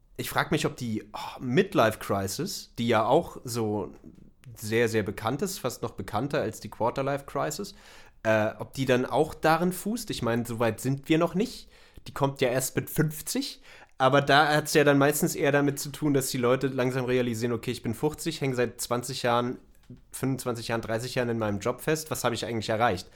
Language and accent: German; Germany; wir als, als Deutsche